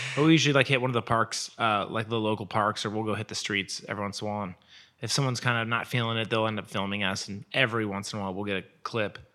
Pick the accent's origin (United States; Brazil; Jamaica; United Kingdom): United States; Portland, Oregon; moved away as an adult; now in Los Angeles, United States; I was born in Portland, Oregon, and I lived there until I was a, probably eighteen.